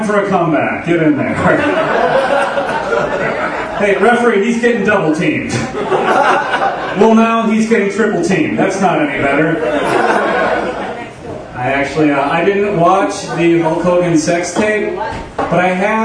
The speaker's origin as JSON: {"language": "English", "town": "Milwaukee", "region": "Wisconsin", "country": "United States", "said": "I'm from Milwaukee"}